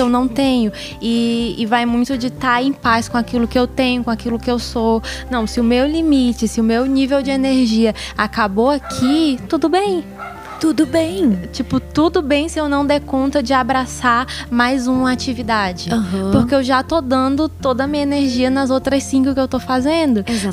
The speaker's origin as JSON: {"language": "Portuguese", "country": "Brazil", "said": "A gente é brasileiro"}